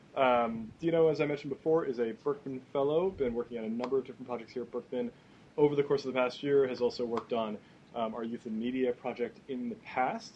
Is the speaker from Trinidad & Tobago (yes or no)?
no; Canada; first language English; I'm originally from Canada. My first language is English